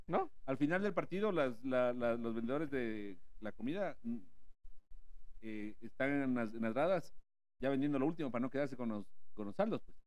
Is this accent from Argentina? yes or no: no; Ecuador; yo soy de este barrio